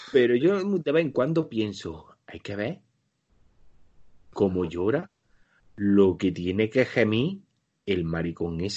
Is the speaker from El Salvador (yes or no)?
no; Spain; Ah, porque, claro, nosotros como españoles de pro, porque lo